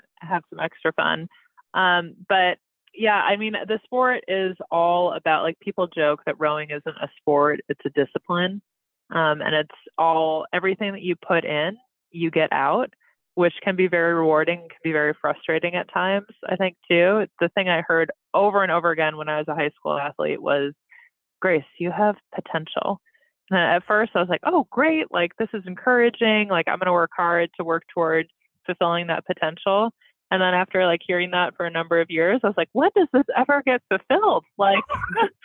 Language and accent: English; Ann Arbor, Michigan, United States; I'm from Michigan, from Ann Arbor, Michigan, and we happen to have our public high school had a rowing team